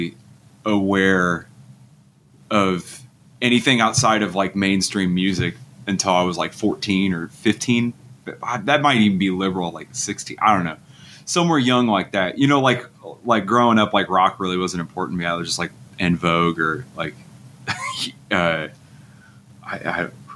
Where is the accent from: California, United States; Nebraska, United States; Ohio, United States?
Nebraska, United States; Grand Island; also born or lived in Omaha, Nebraska; my hometown of Grand Island, Nebraska